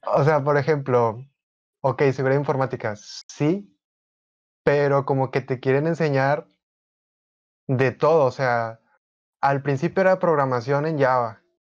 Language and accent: Spanish; Monterrey, Nuevo León, Mexico; tengo 21 años, soy de Monterrey, Nuevo León